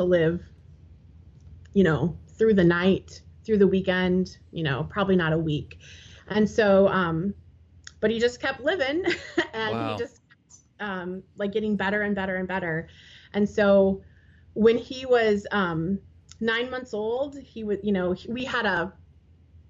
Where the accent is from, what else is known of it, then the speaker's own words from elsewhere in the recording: Peoria, Illinois, United States; we are from and located the Peoria area, Illinois